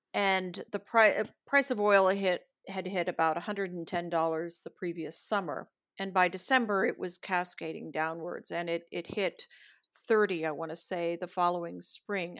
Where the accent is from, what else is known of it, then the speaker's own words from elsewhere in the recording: United States; as an American woman, as an American diplomat